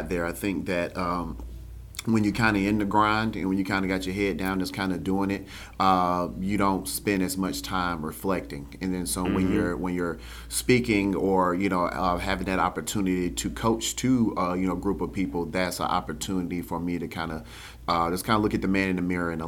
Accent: Spartanburg, South Carolina, United States; I'm from Spartanburg

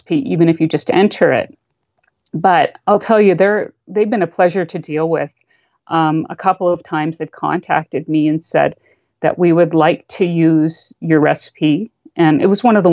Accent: Canada; as a Canadian

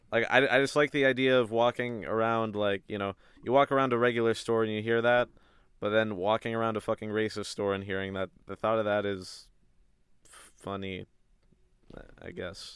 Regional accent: a small town right outside of Raleigh, North Carolina, United States; I am from a small town right outside of Raleigh, North Carolina.

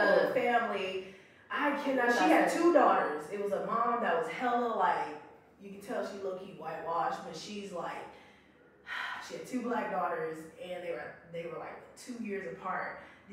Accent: Alabama, United States; now in Victorville, United States; I live in Victorville, but I was raised in Alabama. So my whole family is from the South.

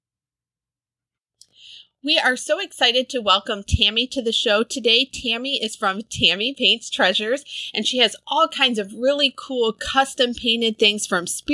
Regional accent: Michigan, United States; we are from Michigan

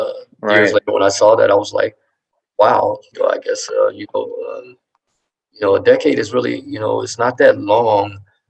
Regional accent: Ohio, United States; also born or lived in Colorado Springs; now in Colorado, United States; I'm originally from Ohio, but my father lived in Colorado Springs at the time, where I actually had lived some years before I went to high school in Colorado Springs.

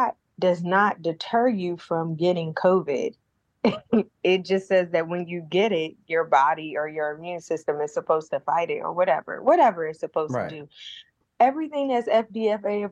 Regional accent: New Jersey, United States; I'm from Jersey

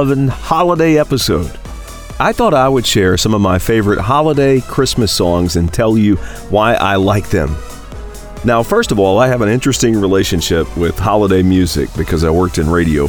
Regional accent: Tennessee, United States; I'm from Tennessee

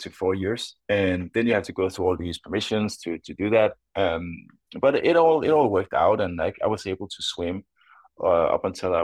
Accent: Denmark; Growing up in Denmark

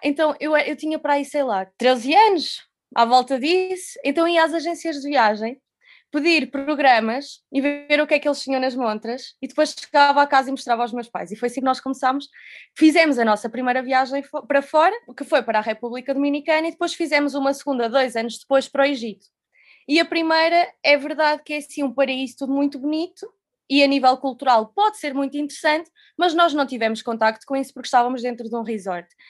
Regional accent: Covilhã, Centro, Portugal; moved away as an adult; now in Lisbon, Portugal; sou natural da Covilhã

